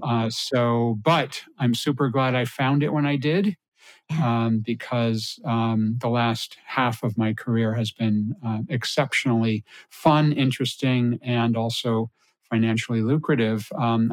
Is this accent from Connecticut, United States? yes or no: yes; Connecticut, United States; I grew up in Connecticut